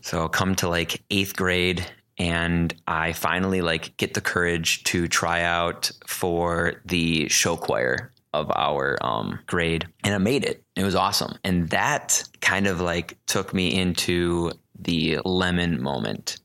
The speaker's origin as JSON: {"language": "English", "town": "Port Washington", "region": "Wisconsin", "country": "United States", "tie": "born or raised there", "also_born_or_lived": "Madison, Wisconsin", "said": "I'm originally from Port Washington, Wisconsin. Went to Port Washington High School, grew up there"}